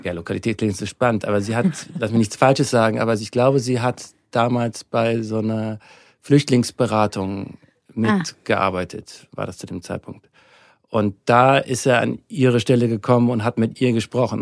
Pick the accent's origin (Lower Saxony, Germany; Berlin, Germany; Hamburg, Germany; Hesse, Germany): Hamburg, Germany; moved away as an adult; now in Munich, Germany; Also ich komme ursprünglich aus Hamburg, bin da geboren, aufgewachsen. Bis ich 25 war, war ich in Hamburg.